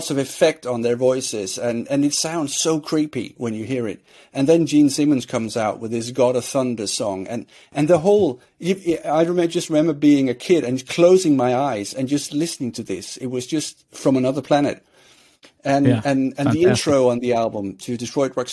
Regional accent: Sweden; I grew up in Sweden

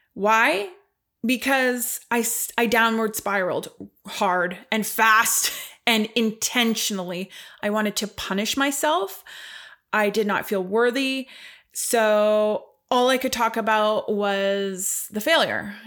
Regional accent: Ottawa, Ontario, Canada; also born or lived in Mont Tremblant, Quebec; I'm a first-generation Canadian. My family, both sides, actually, I'm one hundred percent Polish. I was born in Ottawa, Canada

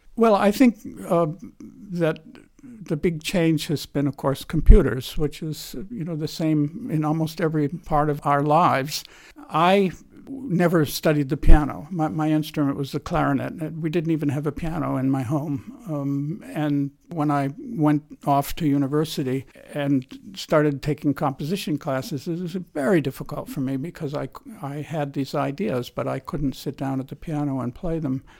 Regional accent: United States; also born or lived in California; my experiences being an American

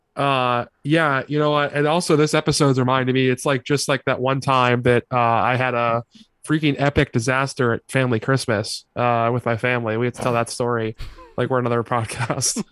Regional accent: Pittsburgh, Pennsylvania, United States; my Appalachian identity

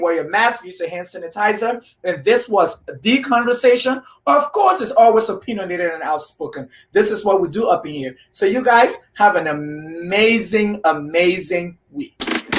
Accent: Liberia; I am from Liberia, West Africa.

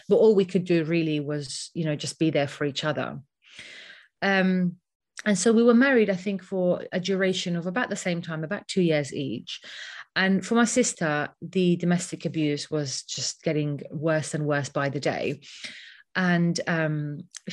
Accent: London, United Kingdom; I grew up in London. I wasn't born here, but I grew up in London since around the age of 11.

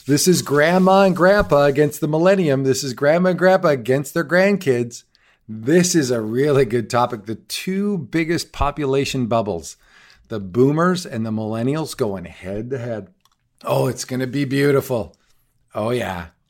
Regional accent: Canada; me as a Canadian

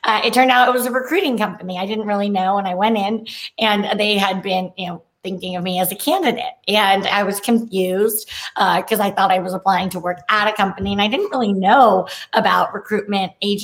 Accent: San Francisco Bay Area, California, United States; moved away; also born or lived in Chapel Hill, North Carolina; I am from the Bay Area

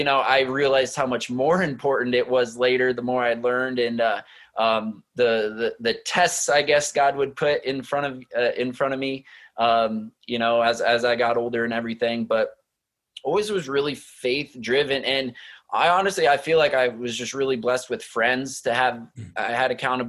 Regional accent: Nebraska, United States; I grew up in Nebraska, on a 10-acre farm in Nebraska

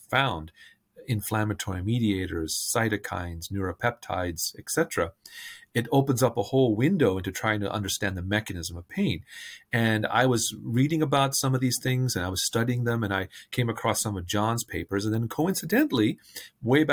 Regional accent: India; now in Bethesda, United States; I'm originally from India and have a family of physicians.

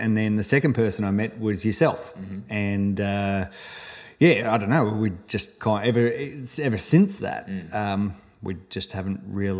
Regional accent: Sydney, New South Wales, Australia; moved away as an adult; also born or lived in Melbourne; I grew up in Sydney

